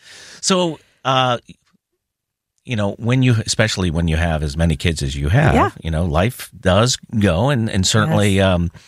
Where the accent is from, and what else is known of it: Pittsburgh, Pennsylvania, United States; born or raised there